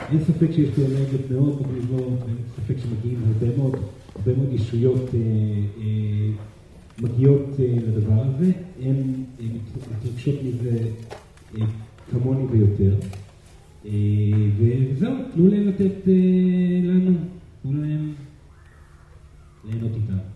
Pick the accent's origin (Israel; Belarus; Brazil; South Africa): Brazil; אני אה, ברזילאי, דרך אגב, גדלתי על אה, תרבות התקשור ברזילאי, אה, כי אימי גם מתקשרת ברזילאי, וגדלתי אצל משפחה של מתקשרים ברזילאי